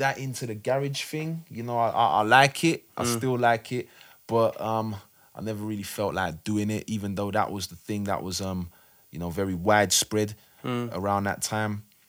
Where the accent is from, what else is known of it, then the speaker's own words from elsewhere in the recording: South Norwood, London, United Kingdom; Yeah, I grew up in South Norwood near Crystal Palace. Got into music around the early to mid 90s time.